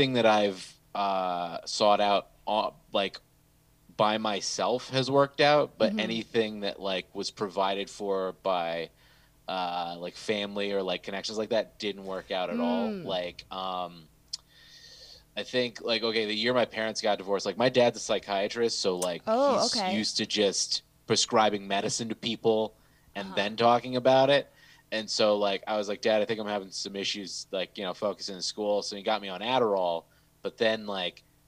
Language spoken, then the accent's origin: English; Southfield to Bloomfield, Michigan, United States; also born or lived in Southfield, Michigan; in, I want to say like sixth grade, we moved from Southfield to Bloomfield